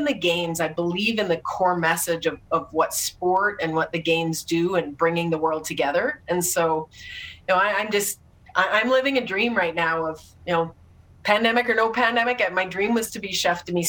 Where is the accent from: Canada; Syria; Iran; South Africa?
Canada; Saskatoon, Saskatchewan; I was in my hometown of Saskatoon